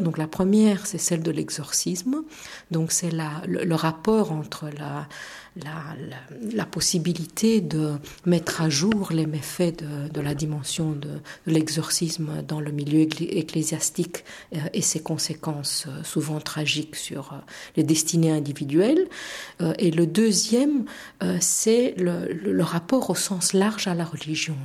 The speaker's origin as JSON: {"language": "French", "country": "Romania", "also_born_or_lived": "Bucharest, Romania", "first_language": "Romanian", "second_language": "French", "moved": "as an adult", "lives_now": "Belgium", "said": "je suis assez intéressée par la perspective de pouvoir redonner cours dans mon pays d'origine, peut-être même dans ma langue d'origine"}